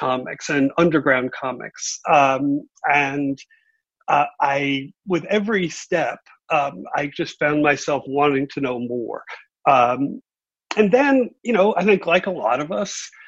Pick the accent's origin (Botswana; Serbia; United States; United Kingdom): United States; New York City, New York; also born or lived in Columbus; born in Columbus, but I grew up in Brooklyn.